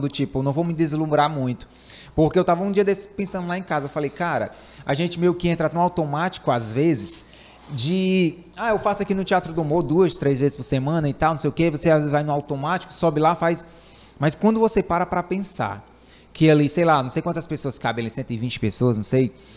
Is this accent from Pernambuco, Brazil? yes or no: no; Ceará, Brazil; eu sou do Ceará.